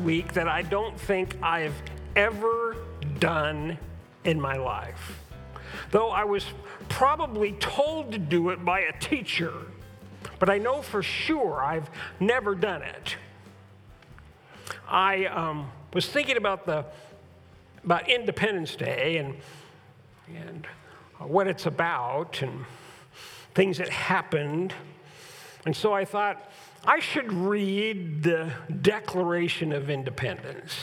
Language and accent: English; United States; we enjoy as being Americans